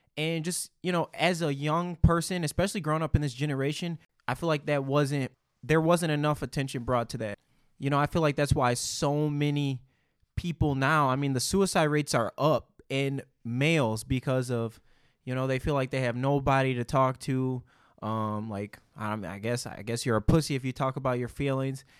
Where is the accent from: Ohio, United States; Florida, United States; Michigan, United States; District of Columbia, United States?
Michigan, United States; Detroit; growing up in Detroit